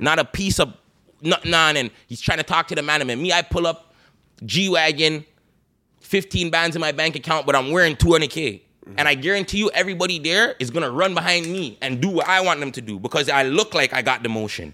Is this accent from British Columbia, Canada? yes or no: no; Toronto, Ontario, Canada; we're from Toronto